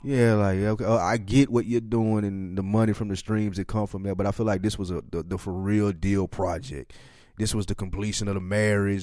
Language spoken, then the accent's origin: English; Nashville, Tennessee, United States; we are from Nashville, Tennessee